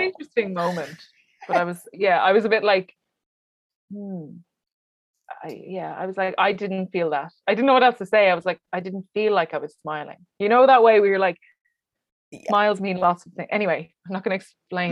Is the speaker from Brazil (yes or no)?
no; Wexford, Leinster, Ireland; at the moment, I'm in Wexford, yes. uh, which is my hometown